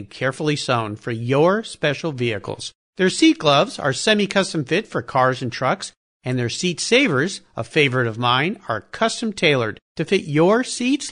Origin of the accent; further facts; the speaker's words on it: New Jersey, United States; we are from New Jersey